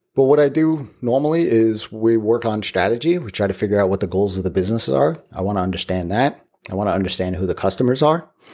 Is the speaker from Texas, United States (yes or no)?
no; Long Island, New York, United States; I grew up on Long Island.